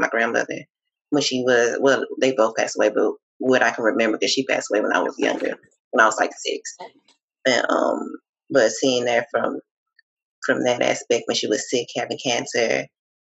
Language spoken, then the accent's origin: English; Galveston, Texas, United States; also born or lived in Houston, Texas; I'm from Galveston.